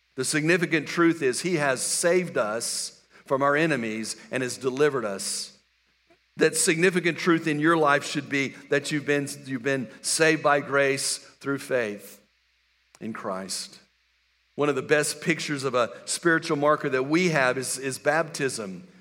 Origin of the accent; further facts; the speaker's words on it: West Texas, United States; moved away; I grew up in West Texas